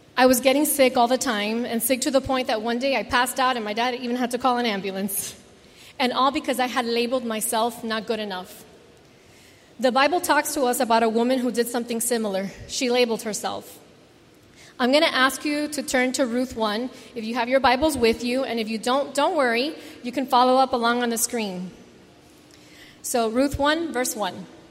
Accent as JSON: {"language": "English", "region": "South Florida", "country": "United States", "tie": "born or raised there", "said": "growing up in South Florida with all the Cuban viejos"}